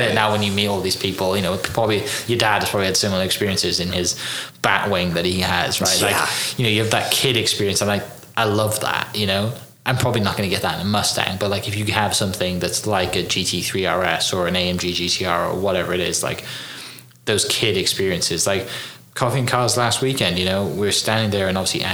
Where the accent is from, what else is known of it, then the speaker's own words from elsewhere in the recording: Wales, United Kingdom; I grew up in Wales